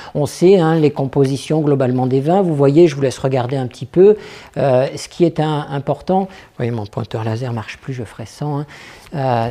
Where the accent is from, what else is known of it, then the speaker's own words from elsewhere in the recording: France; je suis français